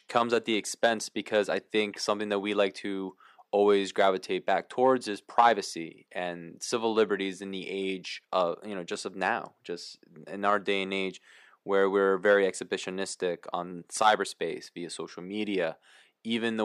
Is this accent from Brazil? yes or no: no; Paraguay; moved away; I was born in Latin America, I was born in Paraguay